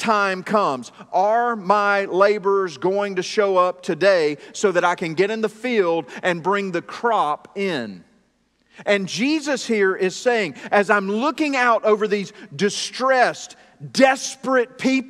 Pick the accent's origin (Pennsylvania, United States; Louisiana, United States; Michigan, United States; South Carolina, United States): South Carolina, United States; Greenville; moved away as an adult; also born or lived in Buies Creek, North Carolina; now in North Carolina, United States; I grew up in South Carolina, but it was not around farms. It was in the suburbs of Greenville, South Carolina